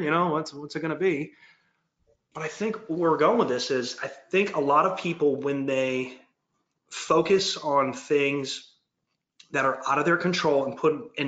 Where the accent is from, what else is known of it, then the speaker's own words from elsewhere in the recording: Detroit, Michigan, United States; moved away as an adult; now in Georgia, United States; I'm from like born and raised in Detroit, but I've lived here for 22 years